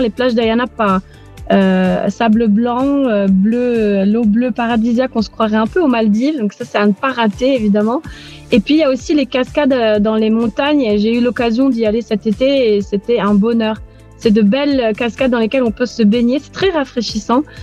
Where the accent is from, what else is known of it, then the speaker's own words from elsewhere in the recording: Aix-en-Provence, Provence-Alpes-Côte d'Azur, France; moved away as an adult; also born or lived in Beirut, Lebanon; now in Nicosia, Cyprus; Je suis d'Aix-en-Provence, du sud de la France, au pays des cigales.